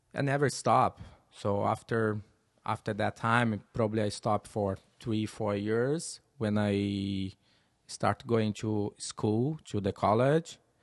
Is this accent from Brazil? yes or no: yes; Teresópolis, Rio de Janeiro, Brazil; English is a second language; moved away as an adult; now in United States; my hometown, Teresopolis, very small town.